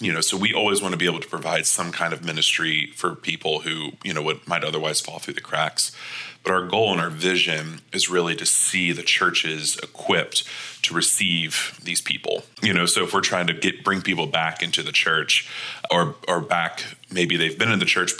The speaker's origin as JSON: {"language": "English", "town": "Panama City", "region": "Florida", "country": "United States", "tie": "born or raised there", "also_born_or_lived": "Birmingham, Alabama / Knoxville, Tennessee", "moved": "as an adult", "lives_now": "St. Louis, United States", "said": "I grew up in Panama City, Florida"}